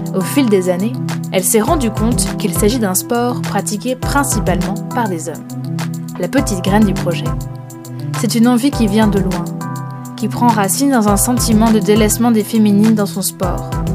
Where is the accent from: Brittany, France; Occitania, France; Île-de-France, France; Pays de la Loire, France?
Brittany, France; Rennes; je suis rennaise